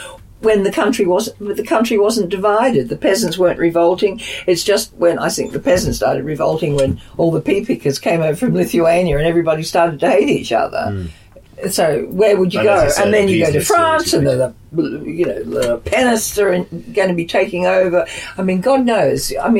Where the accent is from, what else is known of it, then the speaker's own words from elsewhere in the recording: Australia; now in London, United Kingdom; as an Australian